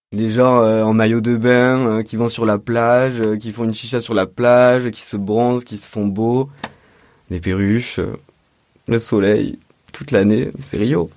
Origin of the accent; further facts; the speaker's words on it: Orange, Provence-Alpes-Côte d'Azur, France; moved away as an adult; also born or lived in Montpellier / Belgium; now in Marseille, France; Je suis né euh, à Orange dans le 84 donc c'est dans le Vaucluse, à à peu près 100 km de Marseille, plus au nord. J'ai grandi là-bas jusqu'à la majorité, à 18 ans